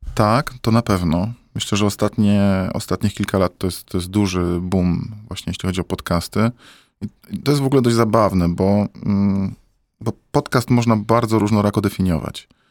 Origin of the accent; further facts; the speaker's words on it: Poland; now in Warsaw, Poland; jestem chłopcem z Polski